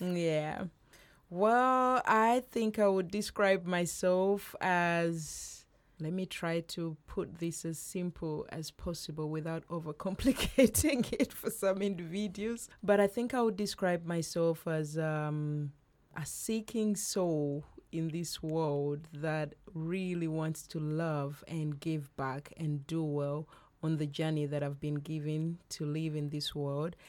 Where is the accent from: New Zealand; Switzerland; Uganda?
Uganda; moved away; Uganda, my home country